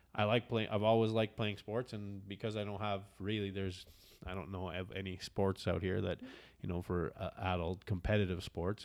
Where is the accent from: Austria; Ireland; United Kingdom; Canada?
Canada; I'm Canadian